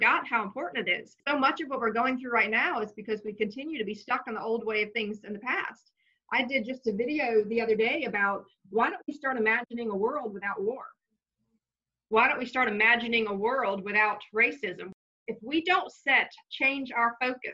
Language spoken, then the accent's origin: English; the South, United States; I was raised pretty much in the South